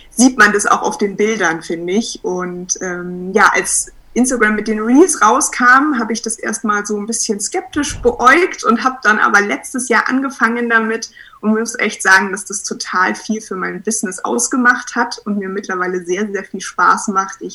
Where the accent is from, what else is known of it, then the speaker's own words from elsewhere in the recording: Munich, Bavaria, Germany; ich komme aus München, ich bin 28 Jahre alt und Fotografin.